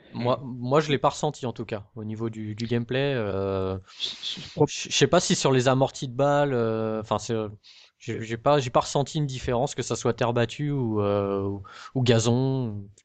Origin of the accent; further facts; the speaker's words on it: France; en tant que français